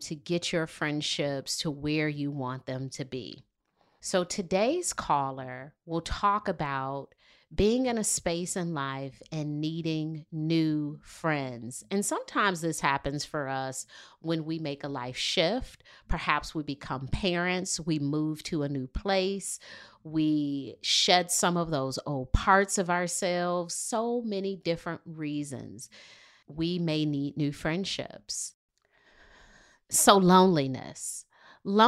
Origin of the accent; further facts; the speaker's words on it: Detroit, Michigan, United States; moved away as an adult; now in Charlotte, United States; More than 10 years ago, I moved to Charlotte from Detroit, Michigan